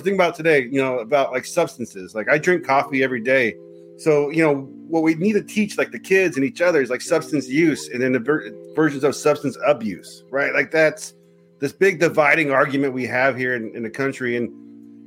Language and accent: English; California, United States; moved away; also born or lived in Arizona; I lived in Arizona and I got family in Texas and I'm from California